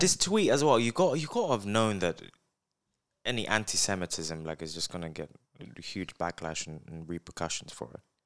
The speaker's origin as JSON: {"language": "English", "country": "United Kingdom", "said": "I'm from, from the U K."}